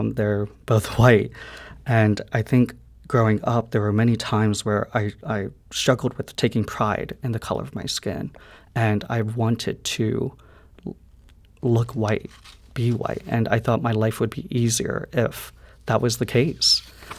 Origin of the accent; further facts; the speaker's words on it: Midwest, United States; that was one thing I could really relate to her on growing up in the Midwest.